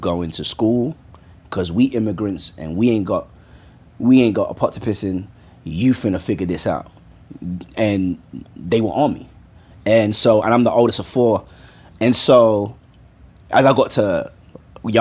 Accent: London, United Kingdom; moved away as an adult; born and raised in London, mm-hmm. by Nigerian parents

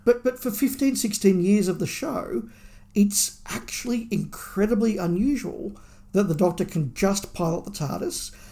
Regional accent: Australia; being an Australian fan

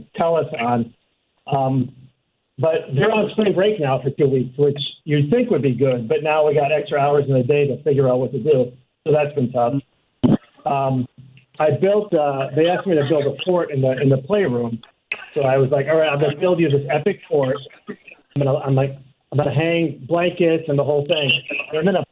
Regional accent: New York, United States; moved away; I'm from New York

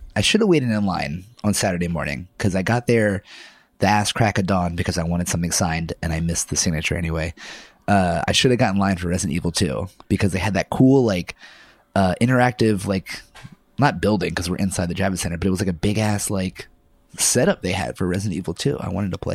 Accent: Pennsylvania, United States; moved away; my friends from my hometown of Pennsylvania

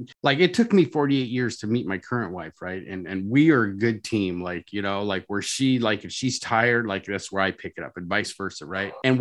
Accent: Orange County, California, United States; I'm from Orange County, California

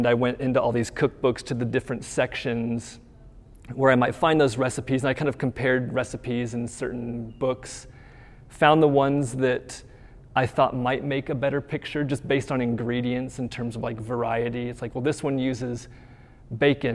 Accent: Nebraska, United States; moved away as an adult; also born or lived in Georgia / Idaho; now in Utah, United States; I'm from Nebraska, grew up in Nebraska, moved to the West to go to school

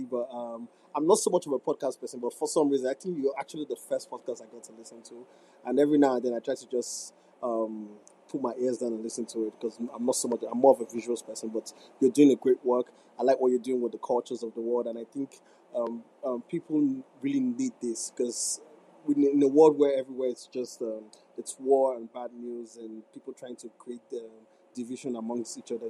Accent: Nigeria; accent: Nigerian; my Niger accent as a, I'm a Niger boy

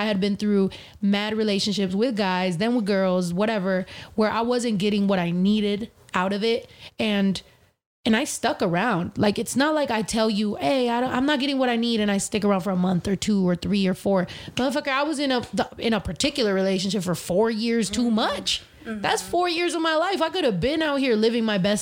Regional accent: California, United States; I'm from Cali

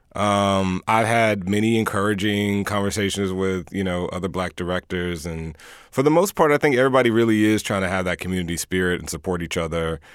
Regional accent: Houston, Texas, United States; I'm from Houston.

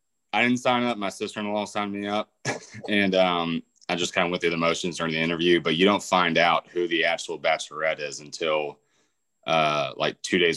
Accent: Birmingham, Alabama, United States; from Birmingham, South. Alabama.

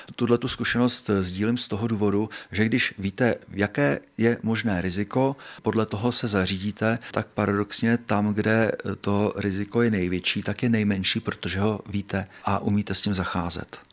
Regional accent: South Bohemian Region, Czechia; Já jsem jeho Čech, mý rodiče jsou taky jeho Češi

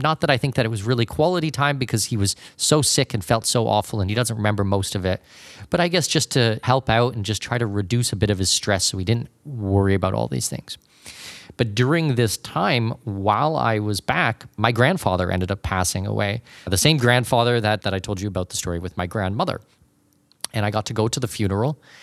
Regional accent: Canada; moved away; also born or lived in Panama; I am not an American citizen myself, I'm Canadian

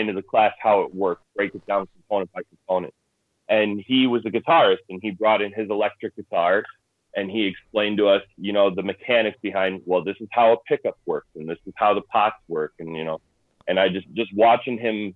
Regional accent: Lowell, Indiana, United States; also born or lived in Cedar Lake, Indiana; grew up in Lowell, went to high school in Lowell, I'm back in Lowell again

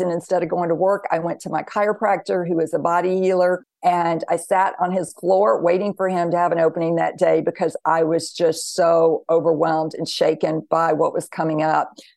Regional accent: the Bible Belt, the South, United States; I grew up in the South, the Bible Belt

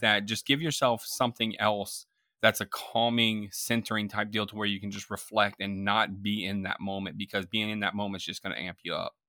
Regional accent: Tampa, Florida, United States; I grew up in Florida, Tampa Bay, Florida

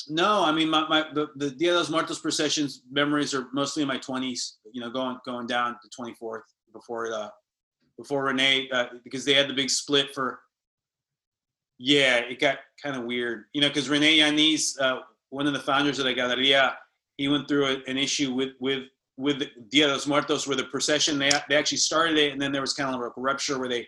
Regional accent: San Francisco, California, United States; We moved basically from La Misión to like a suburb in Marin, you know, and I get it because my mom, you know, the, the remarrying thing and all that.

